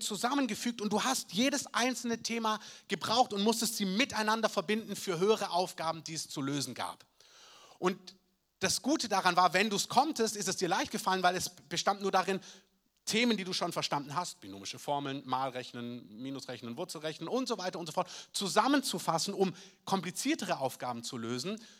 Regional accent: Southern Germany, Germany; bei uns in Süddeutschland

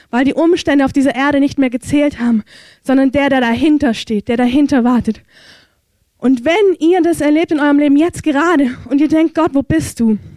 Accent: Germany; ich verurteile es nicht, ich bin ja selber eine Deutsche

